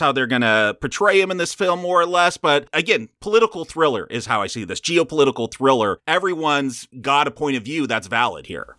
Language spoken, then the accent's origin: English; United States; we're all American here. We, we're all born in this country